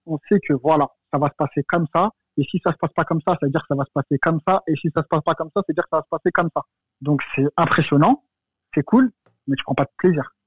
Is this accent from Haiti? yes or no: no; France; je suis français